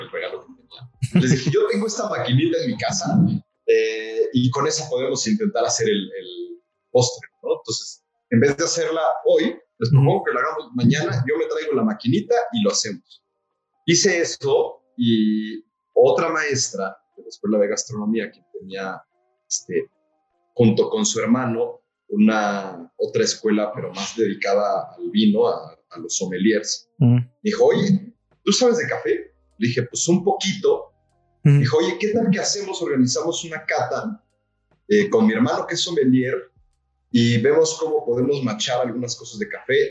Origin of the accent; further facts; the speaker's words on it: Mexico City, Mexico; also born or lived in Valle de Bravo / Metepec / Los Cabos; nací en la Ciudad de México, en la hermosa zona de Coyoacán. Eh, viví casi toda mi infancia y mi juventud temprana en Coyoacán.